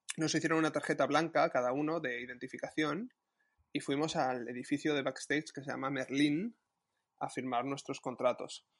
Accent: Madrid, Community of Madrid, Spain; Y yo soy de Madrid

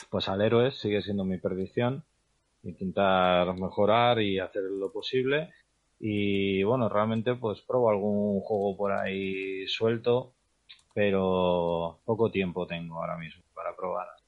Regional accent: Madrid, Community of Madrid, Spain; De Madrid.

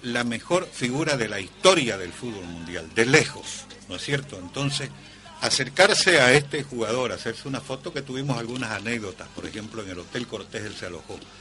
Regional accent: Santa Cruz, Bolivia; me siento orgulloso como cruceño

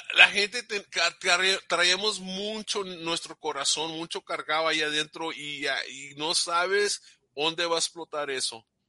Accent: Texas, United States; yo no me crié en México, pero pues soy de aquí de, de Texas

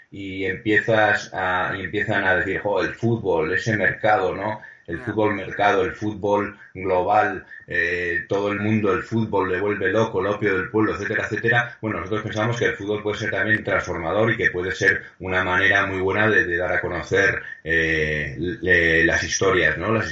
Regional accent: Pamplona, Navarre, Spain; moved away; como somos de Pamplona

